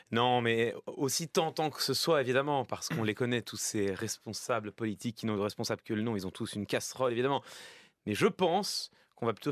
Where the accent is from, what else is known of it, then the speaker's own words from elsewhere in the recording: France; des thèmes qui nous concernent toutes et tous en tant que Français, précisément.